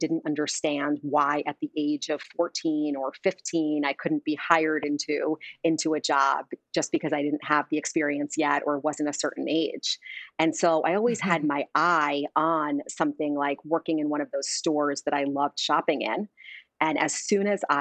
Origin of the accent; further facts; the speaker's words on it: Long Island, suburbs of New York City, United States; Grew up in the suburbs of New York City, was a Long Island kid